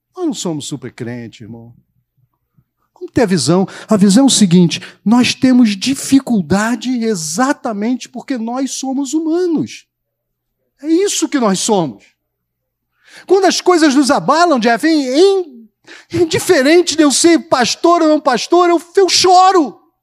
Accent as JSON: {"language": "Portuguese", "region": "Rio de Janeiro", "country": "Brazil", "said": "nós somos carioca"}